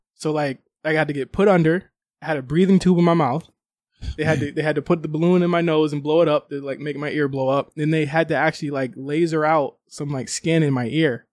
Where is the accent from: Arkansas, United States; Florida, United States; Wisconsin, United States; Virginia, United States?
Virginia, United States; moved away; I'm from the East Coast, like, we had tropical storms there